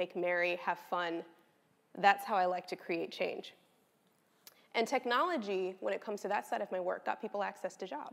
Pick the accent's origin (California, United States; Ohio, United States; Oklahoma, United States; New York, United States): California, United States; Los Angeles; I was born and raised in Los Angeles, California, late 80s, early 90s